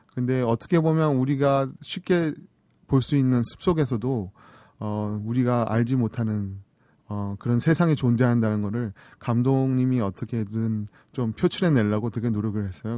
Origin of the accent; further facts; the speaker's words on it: South Korea; now in United States; 한국 사람이기 때문에